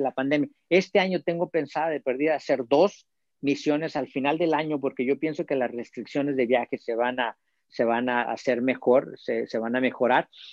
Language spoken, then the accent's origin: Spanish; Mexico; moved away as an adult; now in United States; soy mexicano